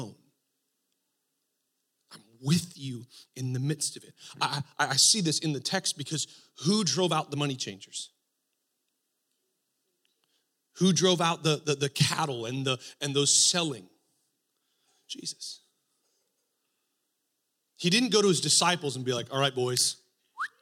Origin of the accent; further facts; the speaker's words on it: Texas, United States; now in Spokane, United States; I grew up in Texas